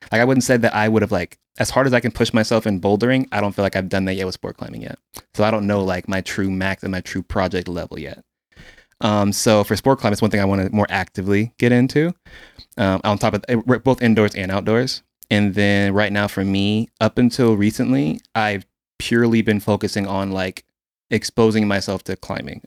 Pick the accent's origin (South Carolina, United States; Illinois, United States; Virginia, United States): Virginia, United States; Quantico; now in Houston, United States; I'm originally from, uh, Quantico, Virginia, uh, born and raised